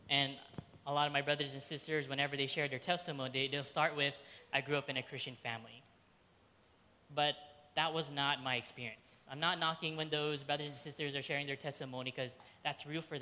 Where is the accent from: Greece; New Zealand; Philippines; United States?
Philippines; And for the majority of Filipinos, I'm Filipino if you didn't know that, um, you were most likely Catholic. It just so happened my mom's side of the family, we were the 10% Protestant that were in the Philippines.